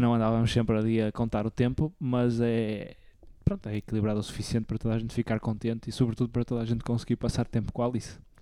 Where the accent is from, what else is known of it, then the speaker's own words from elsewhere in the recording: the North, Norte, Portugal; por ser do norte e por ser novo também